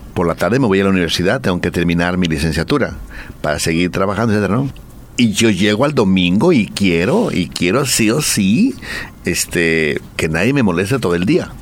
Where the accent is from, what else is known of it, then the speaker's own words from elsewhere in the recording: Guadalajara, Jalisco, Mexico; yo soy de Guadalajara